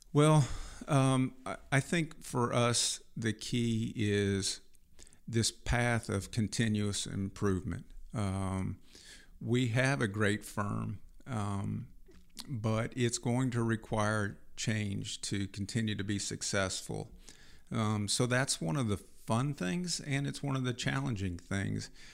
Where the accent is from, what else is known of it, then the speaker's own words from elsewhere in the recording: Fulton, Missouri, United States; I grew up in, uh, Fulton, Missouri, on a dairy farm